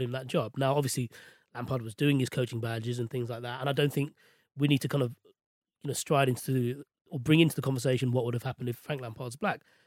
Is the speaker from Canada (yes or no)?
no; London, United Kingdom; I was born and raised in West London